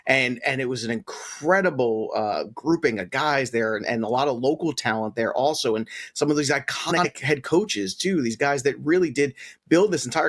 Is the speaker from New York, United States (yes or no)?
yes; the New York area, United States; Despite growing up in the New York area, I never became a Knicks fan.